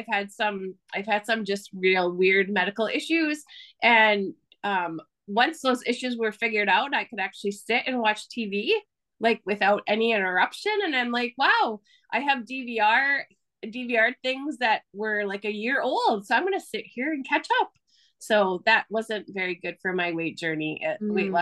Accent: Houghton County, Michigan, United States; I'm from a very small town at the very tippy top of Michigan, in the Houghton County area near Lake Superior.

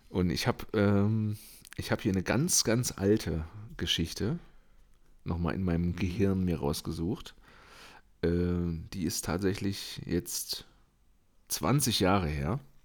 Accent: eastern Germany, Germany; moved away; ich komme ja aus dem Osten

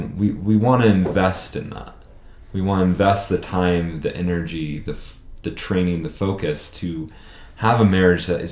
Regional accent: California, United States; now in Hillsboro, United States; We're both from California

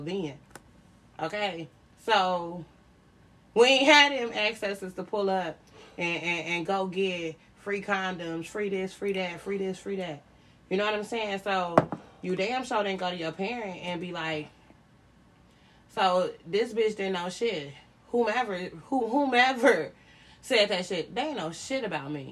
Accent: Chicago, Illinois, United States; I grew up in Chicago

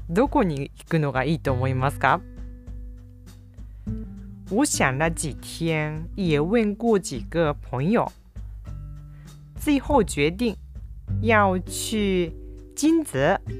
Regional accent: south, Japan; まあ南の出身なので、子供の頃から雪を見たことってそんなにないですから、見るたびにね興奮してしまいます。

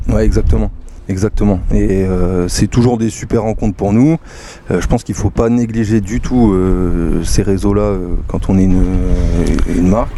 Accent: Soissons, Hauts-de-France, France; moved away as an adult; je suis aussi un Picard euh, qui est parti en exode

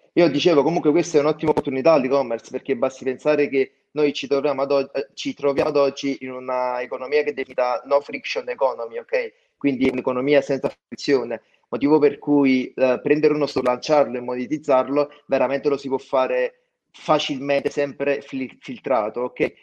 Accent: Naples, Campania, Italy; accent: Campanian; io abito in provincia di Napoli, ok? Sono di Napoli

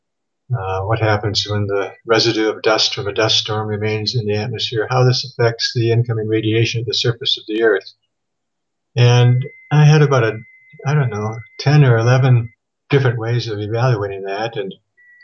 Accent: Thief River Falls, Minnesota, United States; moved away as an adult; also born or lived in Phoenix, Arizona; I was born and raised in Thief River Falls, Minnesota

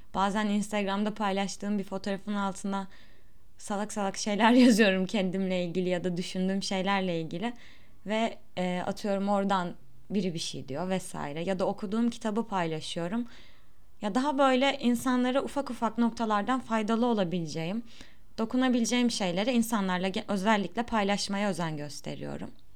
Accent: Turkey; first language Turkish; doğduğum ve büyüdüğüm yer olduğu için birçok şey zaten buradan öğrendim

